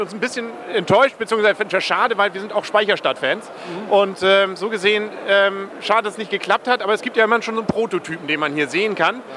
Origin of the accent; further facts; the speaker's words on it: Kiel, Schleswig-Holstein, Germany; für mich als Kieler